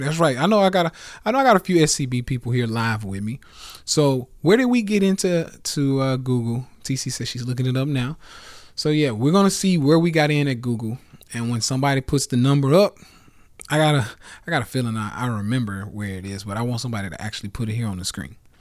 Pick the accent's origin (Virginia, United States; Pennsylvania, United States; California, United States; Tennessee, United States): Tennessee, United States; Nashville; I'm from Nashville